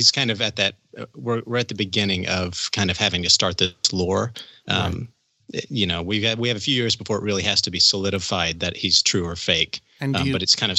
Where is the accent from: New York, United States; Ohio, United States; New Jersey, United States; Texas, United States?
Texas, United States; West; moved away; I'm from West Texas, and we had snow pretty much every winter.